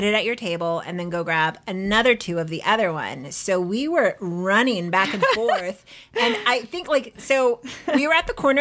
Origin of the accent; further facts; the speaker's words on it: San Diego, California, United States; we are from San Diego.